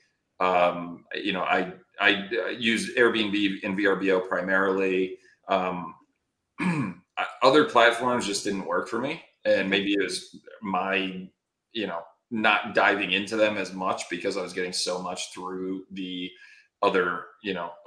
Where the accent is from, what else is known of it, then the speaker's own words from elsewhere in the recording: Connecticut, United States; now in Phoenix, United States; I'm originally from Connecticut